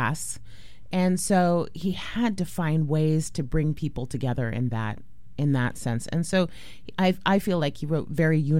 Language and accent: English; San Juan Islands, Washington, United States; also born or lived in Portland, Oregon; I grew up in the San Juan Islands, actually splitting my time between the San Juan Islands and Portland, which is where my dad lived